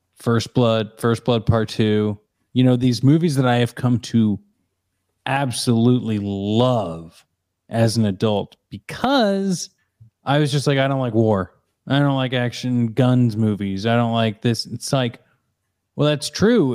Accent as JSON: {"language": "English", "region": "Missouri", "country": "United States", "tie": "born or raised there", "said": "I grew up in Missouri."}